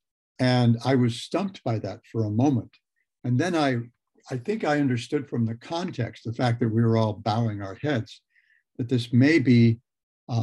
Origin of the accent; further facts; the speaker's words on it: Los Angeles, California, United States; also born or lived in Lompoc, California; we moved to the Los Angeles, suburban Los Angeles, the San Fernando Valley, during the summer when I turned nine